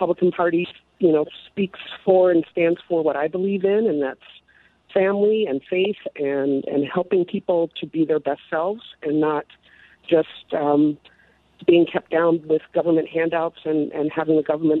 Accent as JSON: {"language": "English", "town": "Philadelphia", "region": "Pennsylvania", "country": "United States", "tie": "born or raised there", "also_born_or_lived": "Washington, D.C.", "moved": "as an adult", "lives_now": "Minneapolis, United States", "said": "I was born and raised in Philadelphia. Went to school in Washington, D.C., and wound up here in Minnesota in 89 after I graduated. I live in South Minneapolis."}